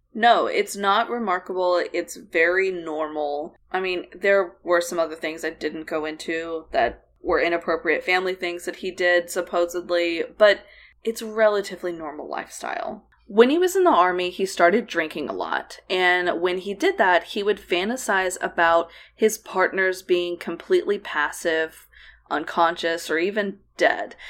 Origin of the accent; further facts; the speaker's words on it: United States; also born or lived in Oklahoma / Texas; we grew up in Oklahoma and, uh, the Texas Panhandle and Texas Plains